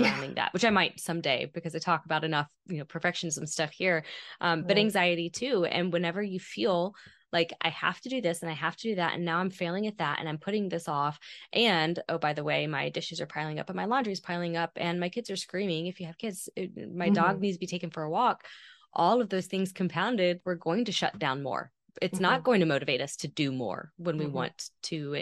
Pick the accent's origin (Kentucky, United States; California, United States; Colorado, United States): Kentucky, United States; first language English; I grew up in Kentucky.